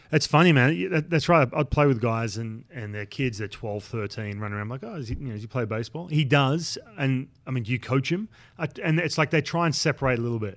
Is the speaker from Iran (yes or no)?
no; Australia; moved away; growing up in Australia